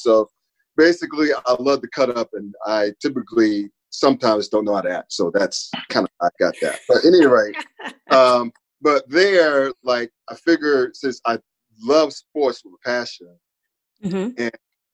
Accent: Winston-Salem, North Carolina, United States; moved away as an adult; also born or lived in Brooklyn, New York; now in Cincinnati, United States; I grew up in Winston-Salem, North Carolina

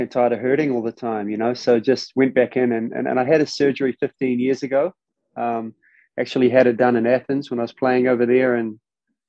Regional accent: New Zealand; growing up over there

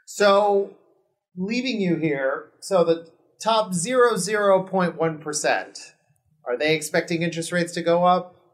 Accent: Miami, Florida, United States; moved away as an adult; now in Los Angeles, United States; I grew up in Miami, we're Cuban

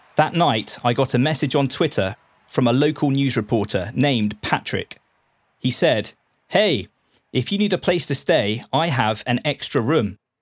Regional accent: Portsmouth, South East England, United Kingdom; accent: British; I grew up in the city of Portsmouth

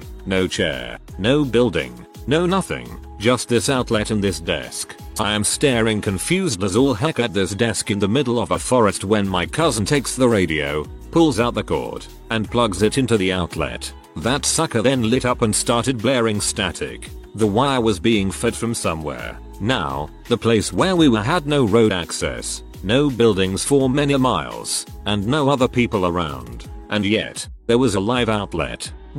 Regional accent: Maine, United States; Since we're from Maine, there aren't too many large predators that really mess with people.

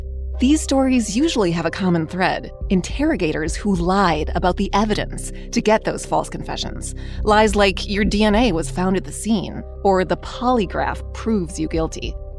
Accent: Illinois, United States; my home state, Illinois.

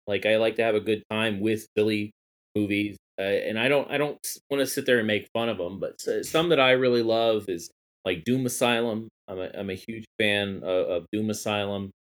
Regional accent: Akron, Ohio, United States; I was born in Akron, Ohio

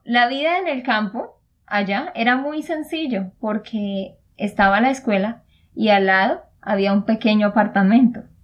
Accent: Santander, Colombia; de Santander, Colombia

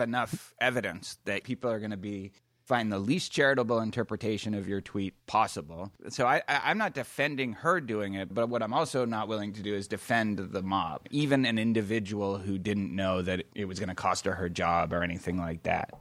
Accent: Boston, Massachusetts, United States; I'm from Boston

